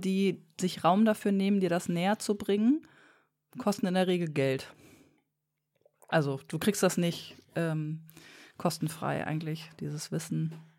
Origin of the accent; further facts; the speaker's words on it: Bremen, Germany; bei uns in Bremen